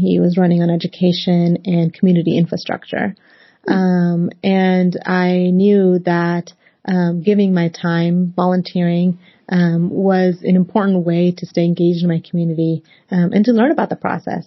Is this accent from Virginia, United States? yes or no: yes; Northern Virginia / Washington DC area, United States; also born or lived in Pakistan; I was eight years old when my family and I immigrated to the United States from Pakistan. And we settled in the Northern Virginia area, just seven miles outside of the nation's capital. So growing up in the cosmopolitan Washington DC area